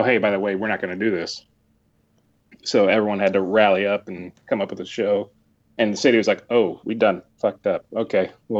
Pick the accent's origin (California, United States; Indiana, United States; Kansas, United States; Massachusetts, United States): Kansas, United States; Wichita; moved away; Where I live, I don't live there now. Where I grew up in Wichita